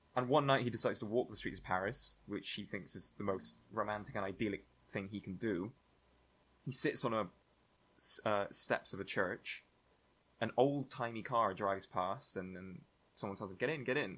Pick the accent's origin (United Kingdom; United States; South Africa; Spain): Spain; moved away; growing up in Spain and doing the Spanish baccalaureate